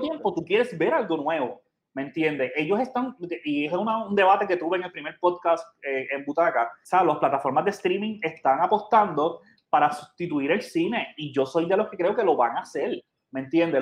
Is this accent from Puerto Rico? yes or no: yes; Puerto Rico